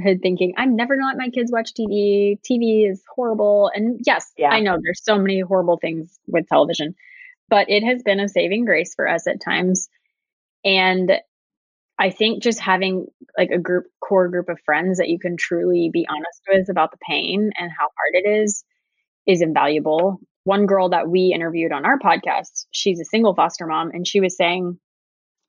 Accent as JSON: {"language": "English", "town": "Austin", "region": "Texas", "country": "United States", "also_born_or_lived": "Uganda", "said": "I'm from Austin"}